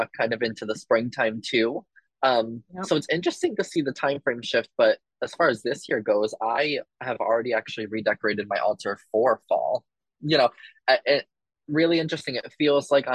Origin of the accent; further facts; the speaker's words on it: Green Island, New York, United States; I grew up in Green Island, which is right by the Hudson River